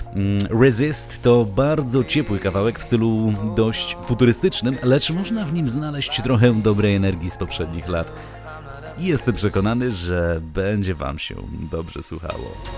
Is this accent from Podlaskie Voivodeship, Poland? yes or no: yes; Białystok, Podlaskie Voivodeship, Poland; gramy nie tylko w rodzinnym Białymstoku